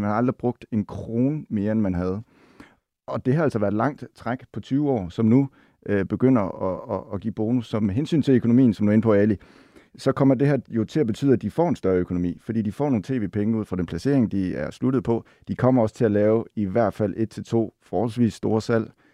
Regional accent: Silkeborg, Central Denmark Region, Denmark; now in Copenhagen, Denmark; jeg kommer fra Silkeborg

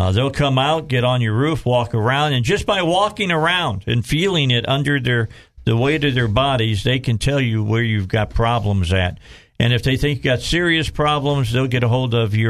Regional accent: Indiana, United States; I'm from Indiana

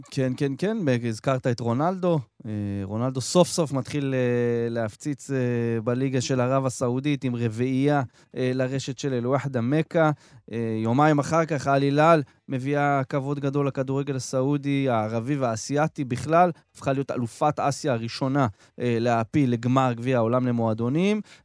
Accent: Israel; שלנו כ- כישראלים

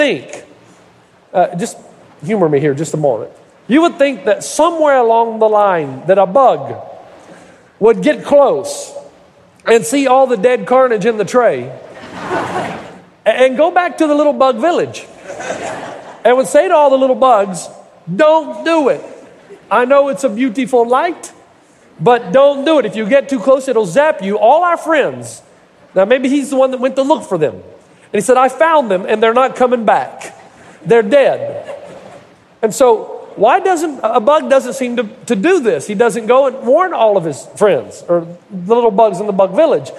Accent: United States; the Kingsport Mets, which is just adjacent to my hometown

